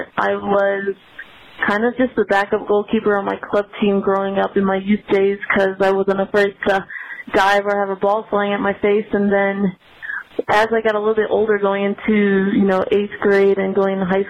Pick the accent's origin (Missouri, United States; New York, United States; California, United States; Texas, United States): Missouri, United States; St. Louis; I grew up in St. Louis, Missouri. So born and raised in St. Louis, grew up there.